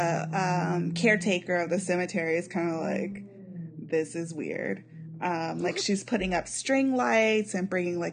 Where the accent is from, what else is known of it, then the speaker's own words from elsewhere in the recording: Missouri, United States; we're both from Missouri